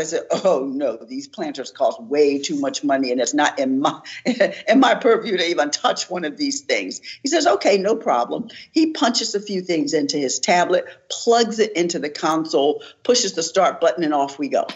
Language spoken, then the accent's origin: English; Philadelphia, Pennsylvania, United States; I'm from West Philadelphia